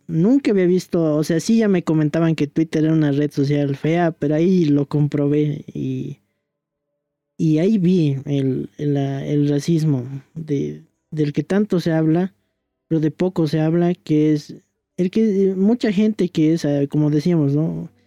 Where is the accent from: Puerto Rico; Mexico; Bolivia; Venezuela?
Bolivia; somos bolivianos